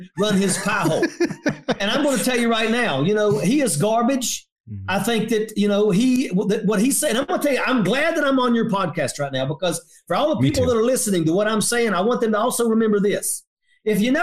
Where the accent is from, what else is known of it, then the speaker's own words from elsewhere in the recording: southern West Virginia, United States; my hometown